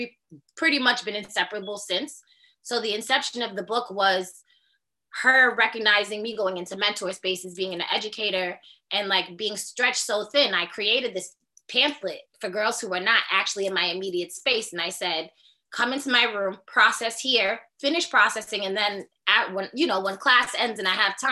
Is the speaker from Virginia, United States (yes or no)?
no; Boston, Massachusetts, United States; I'm a Boston resident. Haitian American descent. I've been here my whole entire life. I grew up in Austin, Brighton, in the projects